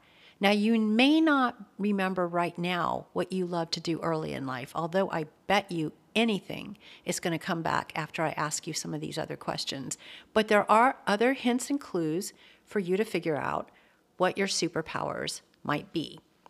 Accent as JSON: {"language": "English", "town": "Atlanta", "region": "Georgia", "country": "United States", "tie": "born or raised there", "said": "So I grew up in Atlanta, Georgia."}